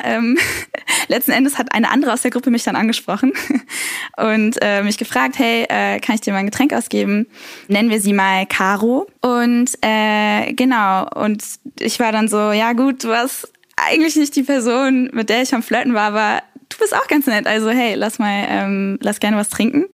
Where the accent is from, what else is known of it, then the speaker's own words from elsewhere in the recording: Cologne, North Rhine-Westphalia, Germany; Ich bin äh, Kölnerin